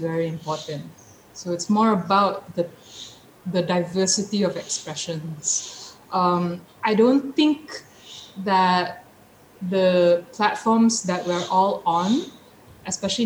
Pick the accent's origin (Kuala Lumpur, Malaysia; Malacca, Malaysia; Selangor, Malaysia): Selangor, Malaysia; Petaling Jaya; moved away as an adult; now in Port Dickson, Malaysia; I grew up a city girl, so I grew up in Petaling Jaya.